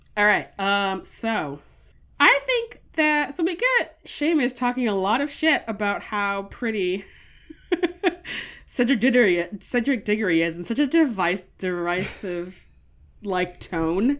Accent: United States; I'm an American

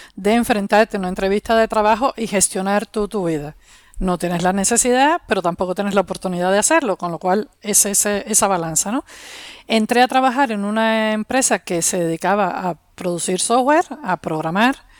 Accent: Havana, Cuba; moved away as an adult; also born or lived in Soviet Union; now in Spain; Vengo de Cuba, de La Habana, como todos los cubanos, todos los cubanos somos de La Habana

